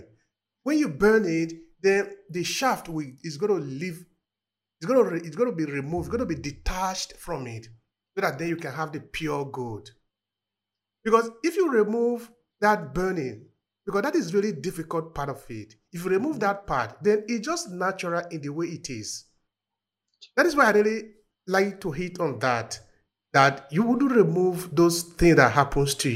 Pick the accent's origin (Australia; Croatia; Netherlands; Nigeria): Nigeria; Uromi, Edo; my village where I was born in Nigeria, in Uromi.